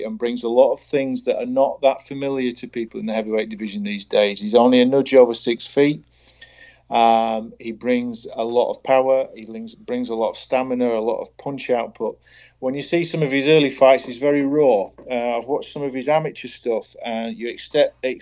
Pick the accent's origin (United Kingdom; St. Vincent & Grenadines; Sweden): United Kingdom; Doncaster, Yorkshire and the Humber; born or raised there